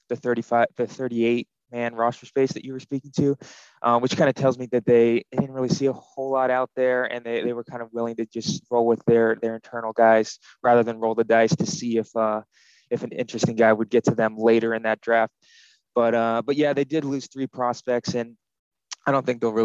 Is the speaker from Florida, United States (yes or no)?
yes; Central Florida, United States; I grew up in the Central Florida area